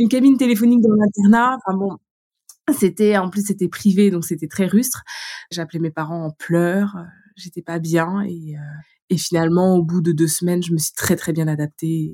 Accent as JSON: {"language": "French", "town": "Vitré", "region": "Brittany", "country": "France", "also_born_or_lived": "Laval / Paris", "moved": "as an adult", "said": "je viens de, de Vitré, euh, j'ai été faire mes études à Laval et j'arrive à Paris"}